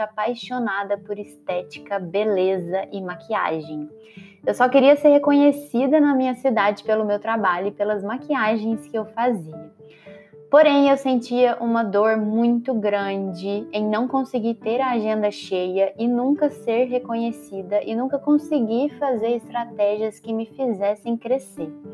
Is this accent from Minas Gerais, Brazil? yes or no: yes; Lavras, Minas Gerais, Brazil; eu sou do interior do estado de Minas Gerais, cidade de Lavras